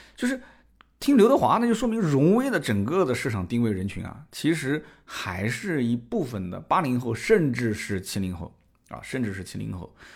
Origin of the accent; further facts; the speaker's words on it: Nanjing, Jiangsu, China; 我们南京这边